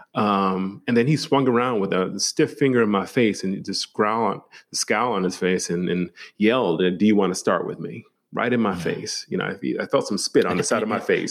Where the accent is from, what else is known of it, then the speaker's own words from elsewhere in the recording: Milwaukee, Wisconsin, United States; I was raised in uh, Milwaukee, Wisconsin, the city.